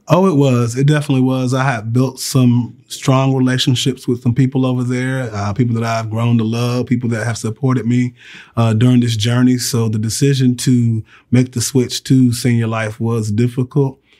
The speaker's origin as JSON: {"language": "English", "region": "Virginia", "country": "United States", "tie": "born or raised there", "moved": "as an adult", "lives_now": "Alabama, United States", "said": "I grew up in Virginia"}